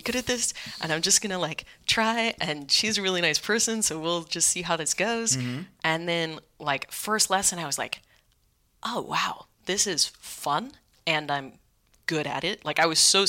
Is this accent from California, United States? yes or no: yes; Vacaville, California, United States; moved away as an adult; also born or lived in Sacramento / Berlin; now in New York City, United States; raised in Vacaville primarily, which is midway between Sacramento and San Francisco